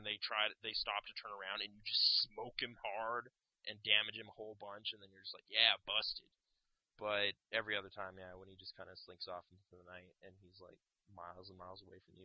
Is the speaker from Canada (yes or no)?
yes; Canada; we're from Canada